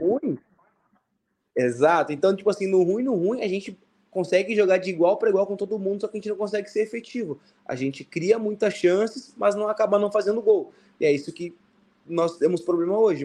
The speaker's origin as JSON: {"language": "Portuguese", "area": "the South", "region": "Rio Grande do Sul", "country": "Brazil", "tie": "born or raised there", "moved": "as an adult", "lives_now": "Indonesia", "said": "como eu sou do Sul, para mim esse tipo de jogo é normal, é, é o que eu, é o, onde eu me criei, é minha raiz"}